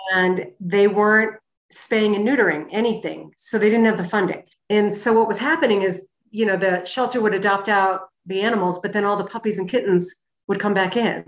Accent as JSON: {"language": "English", "region": "Connecticut", "country": "United States", "tie": "born or raised there", "also_born_or_lived": "Manchester, New Hampshire / Boston, Massachusetts", "moved": "as an adult", "lives_now": "Jackson Hole, United States", "said": "I was raised in New England, uh, Connecticut to be exact"}